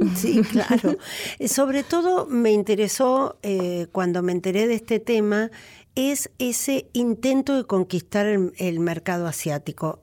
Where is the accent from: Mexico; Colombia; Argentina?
Argentina